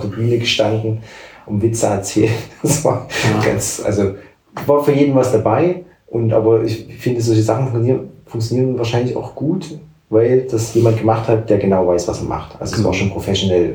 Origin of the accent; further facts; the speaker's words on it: near Dresden, Saxony, Germany; moved away as an adult; also born or lived in Halle; now in Leipzig, Germany; ich komme ja aus bei Dresden, also habe bin ja nicht unmittelbar in Dresden aufgewachsen, aber halt die Jugend ja dann schon auch irgendwie in Dresden